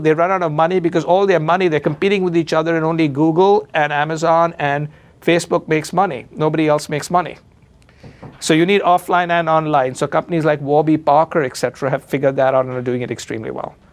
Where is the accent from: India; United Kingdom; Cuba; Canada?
India; now in Chicago, United States; I'm Indian